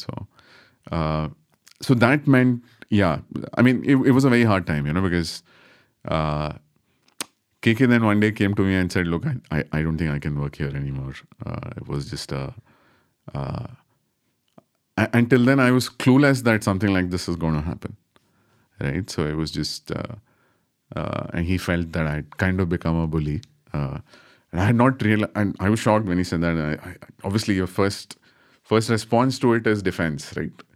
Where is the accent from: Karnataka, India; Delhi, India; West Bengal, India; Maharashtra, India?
Karnataka, India; Bangalore; I'm from Bangalore